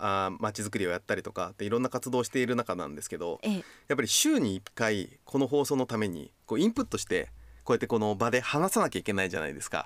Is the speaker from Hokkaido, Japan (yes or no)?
yes; Hokkaido, Japan; 道民として